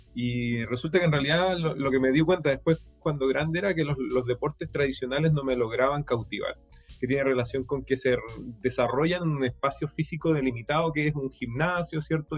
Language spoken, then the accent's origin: Spanish; Puerto Montt, Los Lagos, Chile; crecí en Puerto Montt